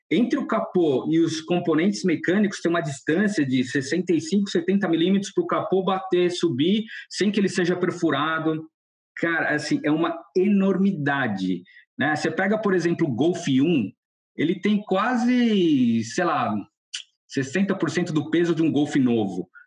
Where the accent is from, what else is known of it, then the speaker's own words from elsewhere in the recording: Brazil; first language Portuguese; moved away as an adult; Eu curto muito ter voltado para o Brasil